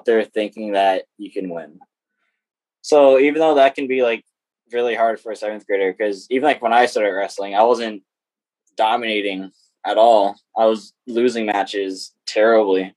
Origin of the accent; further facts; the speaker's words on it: United States; I grew up in Caroline for my whole life.